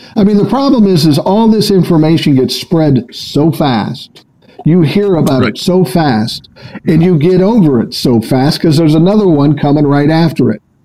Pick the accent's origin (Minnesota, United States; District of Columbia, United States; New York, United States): Minnesota, United States; Minneapolis; I grew up in South Minneapolis